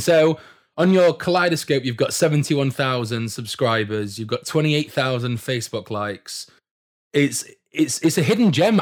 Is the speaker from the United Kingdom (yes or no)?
yes; Doncaster, Yorkshire and the Humber, United Kingdom; I'm from Doncaster myself